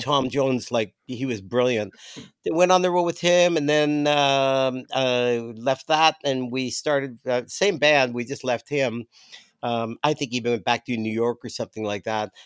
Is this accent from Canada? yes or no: yes; Toronto, Ontario, Canada; moved away; I grew up in Toronto